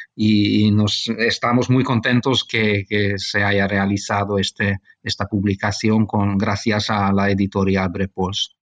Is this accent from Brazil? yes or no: no; Budapest, Hungary; also born or lived in Barcelona, Spain; yo eh, nací en España, en Barcelona. Mi padre es, eh, es español, eh, mejor decir catalán, eh, y, pero yo cuando era niño mis padres eh, marcharon a vivir a Hungría y toda mi formación tuvo lugar en, Hungría, en Budapest